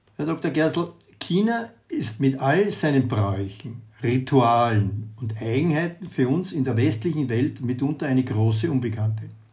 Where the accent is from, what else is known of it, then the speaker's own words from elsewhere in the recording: Austria; bei uns in Österreich